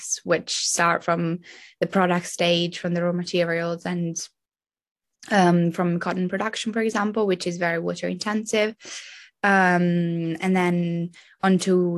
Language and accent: English; Italy; I'm 20. I'm from Italy